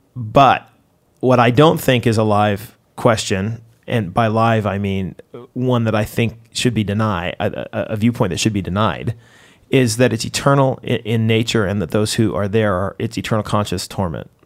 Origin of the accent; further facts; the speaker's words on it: United States; moved away as an adult; as an American